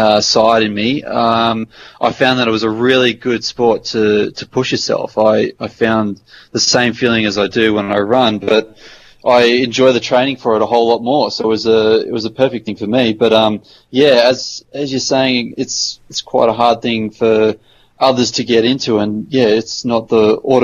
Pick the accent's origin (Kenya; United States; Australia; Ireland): Australia; Snowy Mountains region, New South Wales; I grew up in the Snow Mountains region